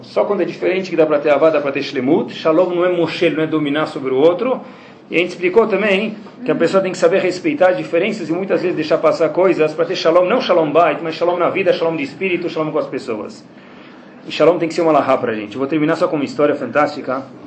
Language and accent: Portuguese; Brazil; eu sou do Brasil